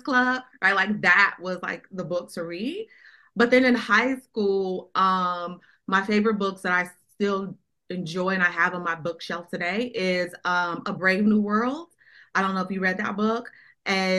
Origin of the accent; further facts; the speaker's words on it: Denver, Colorado, United States; moved away as an adult; also born or lived in Atlanta; now in Washington, DC, United States; I was born and raised in Denver. Colorado, where the majority of my family is from.